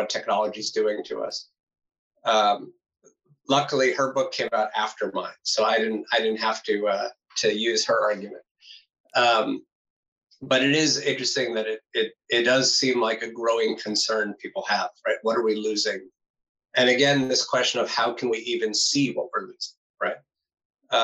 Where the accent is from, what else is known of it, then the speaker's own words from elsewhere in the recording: United States; now in Netherlands; an American, now living in the Netherlands